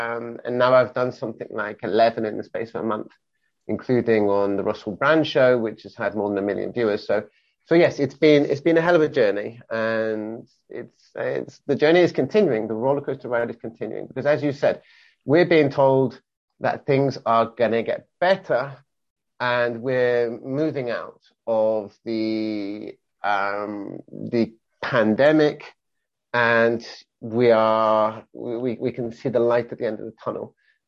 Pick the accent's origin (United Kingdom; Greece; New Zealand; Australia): United Kingdom; England; also born or lived in Wales; now in Barcelona, Spain; I am I'm British, born and bred, born in Wales, brought up in England of English parents. But I've been in Barcelona for the last 21 years.